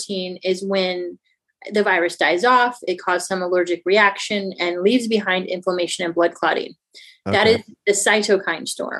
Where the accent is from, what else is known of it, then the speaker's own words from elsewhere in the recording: St. Louis, Missouri, United States; I'm actually from the Midwest, the St. Louis area.